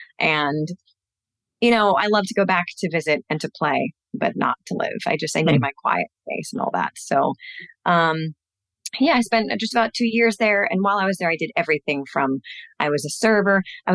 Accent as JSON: {"language": "English", "town": "Westport", "region": "Connecticut", "country": "United States", "tie": "born or raised there", "said": "I'm based in Westport. I'm a Westport native"}